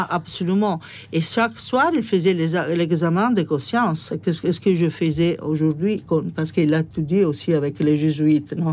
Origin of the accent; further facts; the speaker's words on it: Rome, Lazio, Italy; born there; French is a second language; j'étais fils unique. Comme je disais, je suis né à Rome.